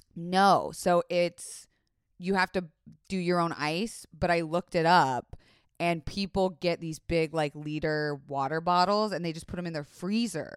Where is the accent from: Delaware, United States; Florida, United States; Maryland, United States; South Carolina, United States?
Florida, United States; I was raised in Florida